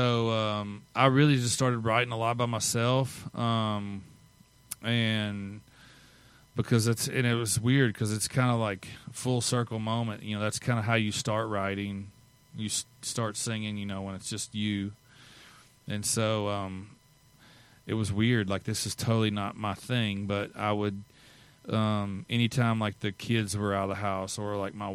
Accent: Missouri, United States; I'm from Missouri

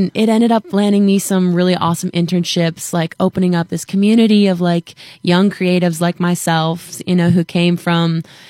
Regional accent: Ontario, Canada; I'm from Ontario, Canada.

